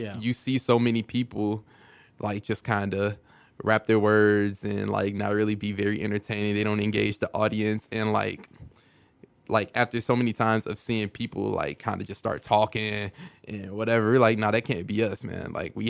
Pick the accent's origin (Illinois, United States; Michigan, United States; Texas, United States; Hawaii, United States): Illinois, United States; Chicago; Over East. I was on 66 in Stoney.